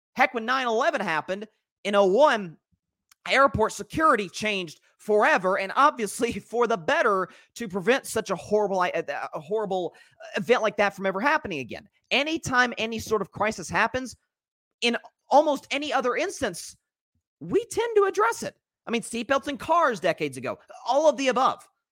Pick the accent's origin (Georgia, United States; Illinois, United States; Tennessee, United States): Tennessee, United States; my home state of Tennessee